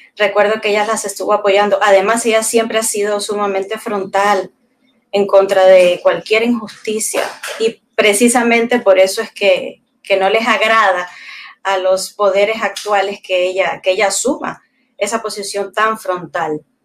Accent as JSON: {"language": "Spanish", "country": "Cuba", "moved": "as an adult", "lives_now": "Peru", "said": "Yo en realidad me enamoro en Cuba, me enamoro en Cuba de un peruano, me caso allá"}